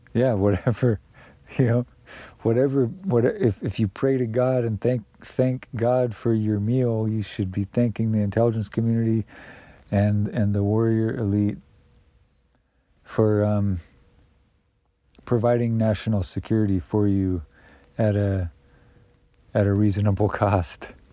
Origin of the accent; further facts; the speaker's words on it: United States; I privilege and benefit from that as an American citizen